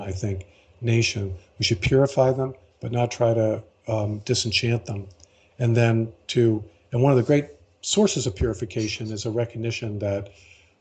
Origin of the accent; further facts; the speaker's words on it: Baltimore, Maryland, United States; I was born and raised in Baltimore, an Episcopalian.